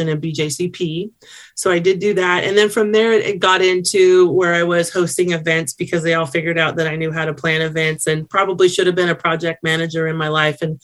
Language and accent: English; Sacramento, California, United States; I'm from Sacramento, California